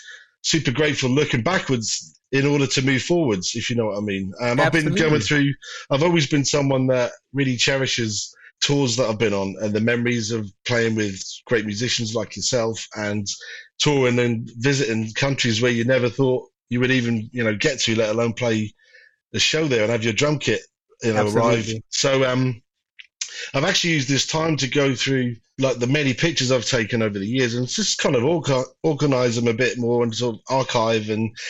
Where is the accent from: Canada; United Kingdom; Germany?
United Kingdom; Norwich, East of England; moved away as an adult; now in Liverpool, United Kingdom; Originally, no, I'm from Norwich in Norfolk. But I moved to Liverpool in 1994.